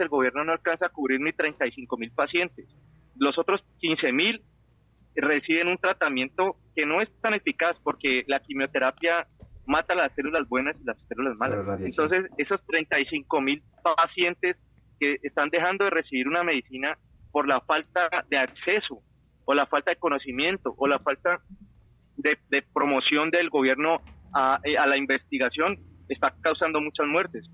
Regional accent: Ecuador; now in Washington, United States; te hablo como ecuatoriano

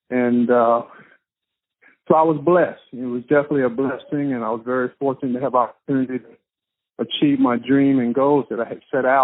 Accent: Gastonia, North Carolina, United States; moved away as an adult; I grew up in Gastonia, North Carolina. Uh, one of my childhood friends was James Worthy, the Los Angeles Lakers Hall of Famer great

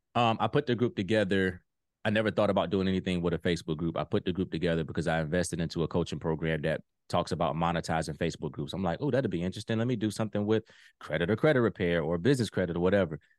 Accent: Virginia Beach, Virginia, United States; moved away as an adult; now in Ohio, United States; So I'm originally from Virginia Beach, Virginia, but I live in Ohio now.

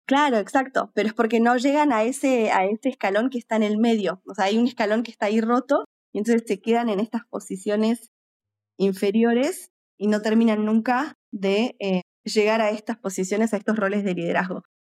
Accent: Argentina; now in United Kingdom; soy argentina y estoy actualmente basada en el Reino Unido

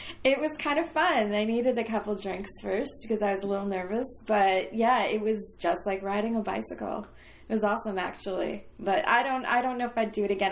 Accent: Canada; moved away as an adult; also born or lived in Toronto; now in Los Angeles, United States; I was one of your neighbors to the north.

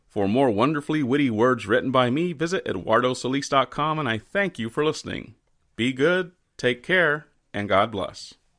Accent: Texas, United States; as a Texan

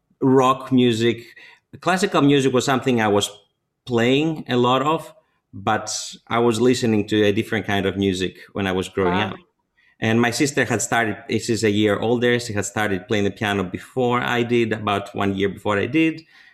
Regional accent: Athens, Attica, Greece; moved away as an adult; also born or lived in New York City, United States; now in Tianjin, China; I grew up in Athens, Greece

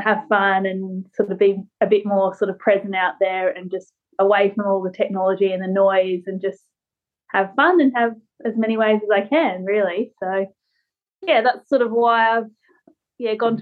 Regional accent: Australia

